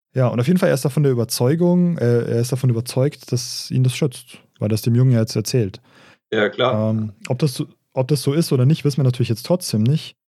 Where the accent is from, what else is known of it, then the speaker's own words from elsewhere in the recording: Regensburg, Bavaria, Germany; accent: Regensburgerisch; regensburgerisch eigentlich. Mhm. Ja, wir, reden, wir reden ja kein Oberpfälzerisch, wir haben nur Einflüsse von da, wir sind Regensburger